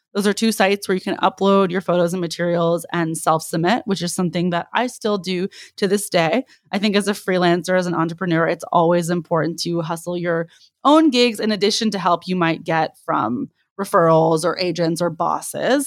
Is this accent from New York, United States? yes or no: no; the Bay Area, California, United States; now in Los Angeles, United States; I'm originally from the Bay